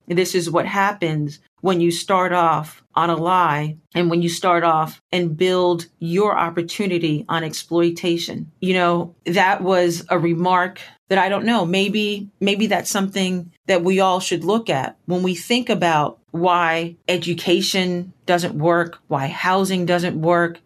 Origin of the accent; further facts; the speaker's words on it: Huntsville, Alabama, United States; moved away; I spent a good portion of my formative years growing up in Huntsville, Alabama